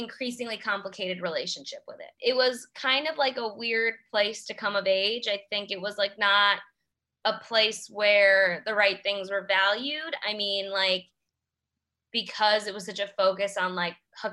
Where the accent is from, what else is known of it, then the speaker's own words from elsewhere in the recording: New York City, New York, United States; I am from Queens. I grew up in Queens.